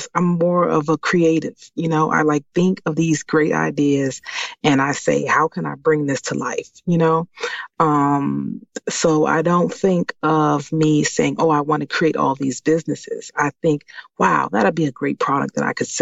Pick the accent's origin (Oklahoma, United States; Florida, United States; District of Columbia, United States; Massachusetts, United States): District of Columbia, United States; Washington; moved away as an adult; now in Maryland, United States; I was born and raised in Washington, D.C., and I currently live in Maryland.